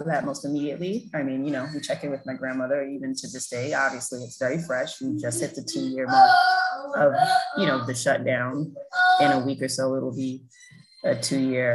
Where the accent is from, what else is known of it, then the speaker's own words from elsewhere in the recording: New York City, New York, United States; I grew up in South Jamaica, Queens